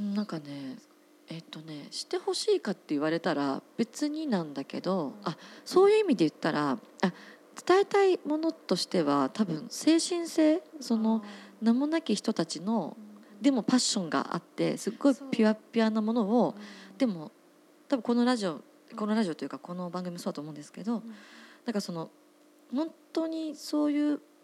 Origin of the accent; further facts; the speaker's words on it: Otsuka, Tokyo, Japan; 私地元東京の大塚山手線は大塚なんですけど